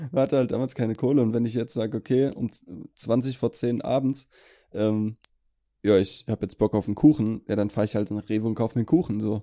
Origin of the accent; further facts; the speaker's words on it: Allendorf, Hesse, Germany; In Allendorf Lumda. Krasses Kaff.